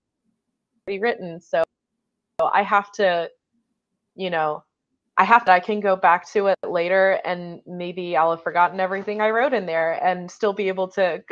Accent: United States; as an American

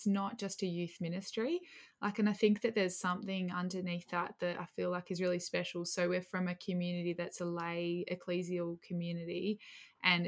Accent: Adelaide, South Australia, Australia; I was born, yeah, I was raised in Adelaide

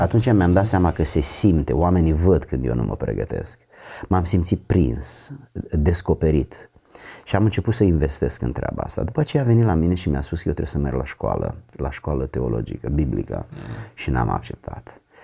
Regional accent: a village near Giurgiu, Giurgiu County, Romania; n-am avut absolut nicio legătură decât cu biserica ortodoxă din satul meu. Însă după ce am devenit adolescent și am mers la Giurgiu în oraș

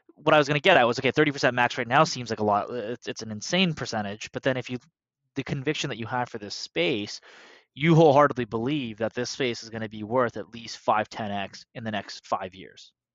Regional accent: Canada; we're Canadian

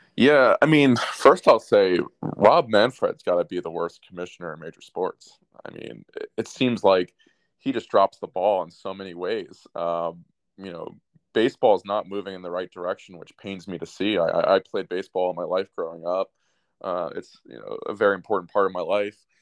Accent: United States; I'm biased as an American

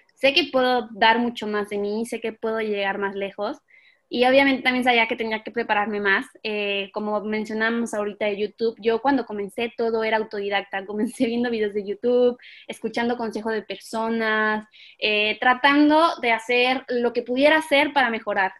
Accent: Mexico

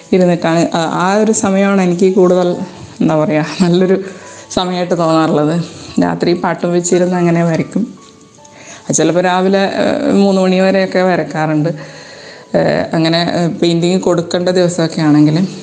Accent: Malayali, Kerala, India; moved away as an adult; also born or lived in United Arab Emirates; നമ്മൾ മലയാളികളാണെങ്കിൽ

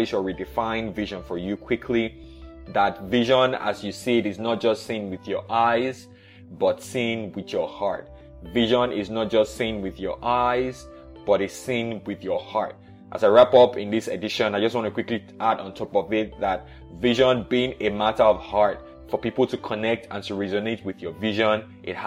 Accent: Nigeria; I was born in Nigeria in the 80s

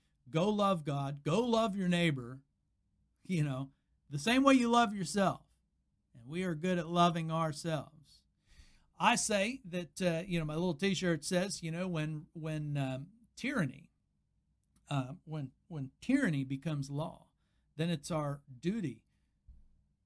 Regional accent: United States; I'm an American

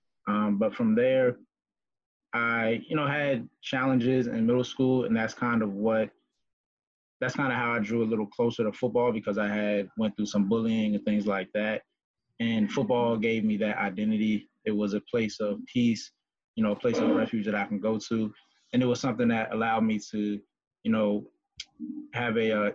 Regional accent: Woodbridge, Virginia, United States; I grew up in Woodbridge, Virginia with my brother and my mother and my grandmother

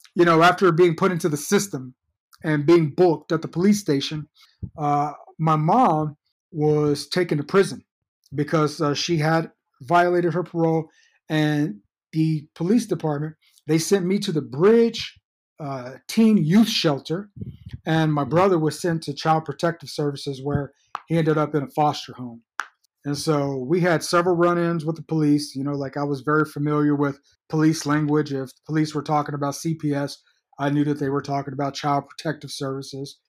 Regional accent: Fort Worth, Texas, United States; born or raised there; also born or lived in Georgetown, Texas

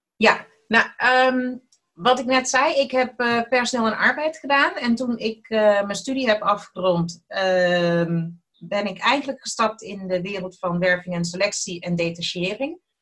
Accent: Eindhoven, North Brabant, Netherlands; accent: soft G; moved away as an adult; now in Almere, Netherlands; Ik ben opgegroeid in Eindhoven, vandaar ook mijn zachte G

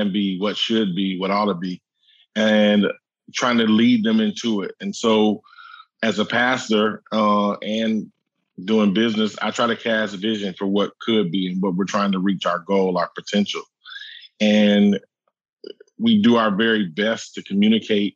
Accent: Muncie, Indiana, United States; also born or lived in Union City, Tennessee / Kenton, Tennessee / Richmond, Indiana; we moved from Kenton, Tennessee when I was about 10 to Muncie, Indiana, Middletown, USA, Ball State University. And I went to high school there, went to college there, and great place to grow up

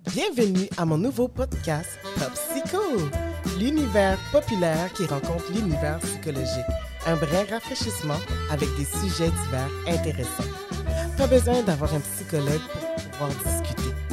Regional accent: Quebec, Canada; moi je suis née au Québec

